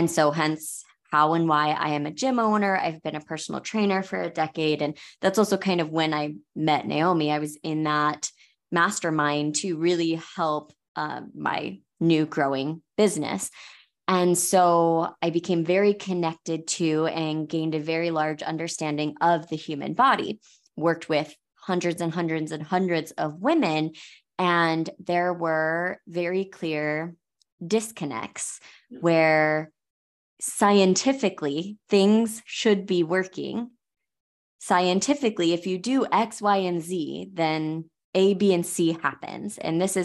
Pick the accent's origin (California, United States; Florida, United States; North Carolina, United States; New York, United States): Florida, United States; now in Hurricane, United States; I am from Florida, so I'm very familiar with hurricanes